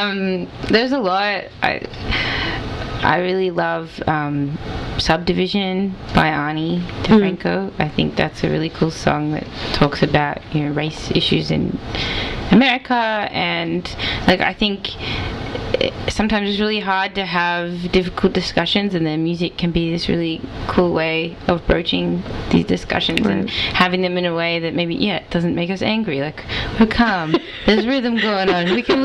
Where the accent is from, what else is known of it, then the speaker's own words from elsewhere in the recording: Melbourne, Victoria, Australia; not just a really weird Boston accent, like, I'm Australian. Australia.